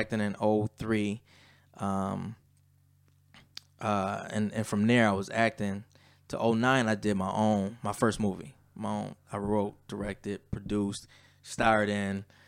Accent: Lackawanna, New York, United States; also born or lived in Atlanta, Georgia; growing up in Lackawanna

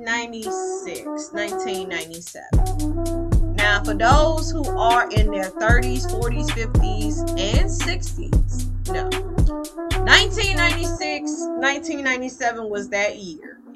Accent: Leland, Mississippi, United States; also born or lived in Greenville, Mississippi / Batesville, Mississippi / Indianola, Mississippi; now in Texas, United States; I'm from a small town of Leland. Well, I was born in Greenville and raised in Leland

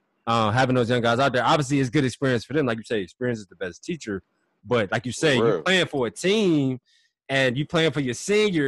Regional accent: Ohio, United States; I'm from Ohio, so I'm sure T.O. probably had 50, 60 people there.

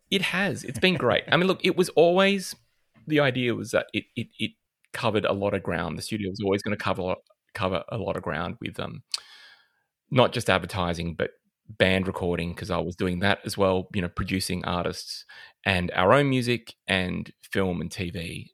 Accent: Adelaide, South Australia, Australia; moved away; I'm originally from Adelaide

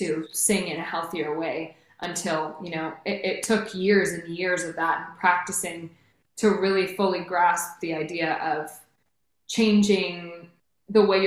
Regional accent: Redwood City, California, United States; I grew up born and raised in Redwood City, California

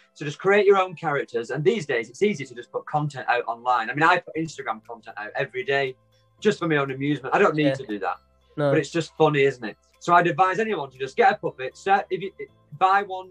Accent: Wigan, North West England, United Kingdom; I'm from Wigan. I live in Wigan. It's a little tiny town in the northwest of England.

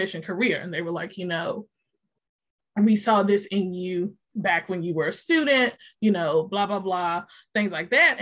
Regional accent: Roanoke Rapids, North Carolina, United States; I'm originally from Roanoke Rapids, North Carolina.

